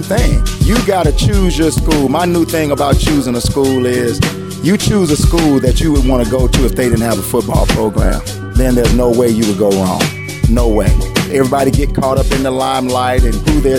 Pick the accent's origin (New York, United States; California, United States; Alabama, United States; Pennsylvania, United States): Alabama, United States; Tuscaloosa; moved away; also born or lived in Chicago; I'm from Tuscaloosa, Alabama. Played in Northside High School